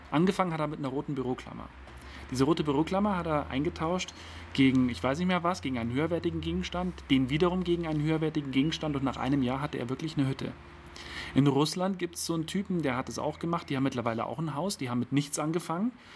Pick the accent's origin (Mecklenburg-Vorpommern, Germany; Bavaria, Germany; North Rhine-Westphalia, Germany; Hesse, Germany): Bavaria, Germany; Berchtesgadener Land; bin ich hier in, äh, in meiner Heimat unterwegs